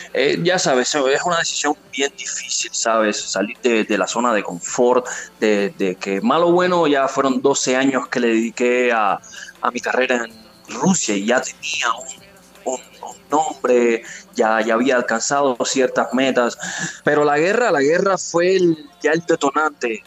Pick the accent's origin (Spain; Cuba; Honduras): Cuba; moved away as an adult; also born or lived in Russia / Guadalajara, Jalisco, Mexico; now in Mexico; vengo de Cuba